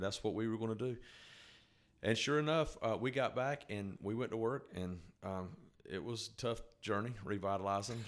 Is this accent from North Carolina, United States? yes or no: yes; North Carolina, United States; I was born and raised in North Carolina